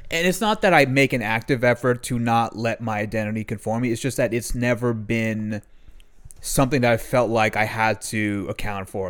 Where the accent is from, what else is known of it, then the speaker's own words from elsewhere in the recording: Maryland, United States; I then went to Maryland when I was four years old, four or five years o-, years old.